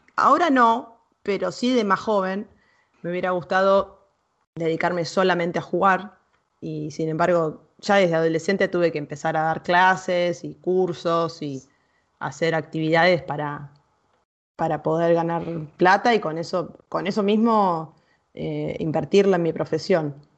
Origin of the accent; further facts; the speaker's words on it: Argentina; Yo soy argentina y tengo otra cultura, otras creencias